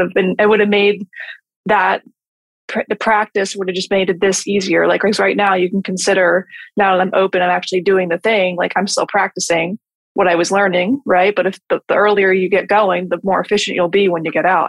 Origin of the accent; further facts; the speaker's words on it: New Jersey, United States; moved away as an adult; now in Florida, United States; I'm from New Jersey and I just wanted to move to Florida and open a business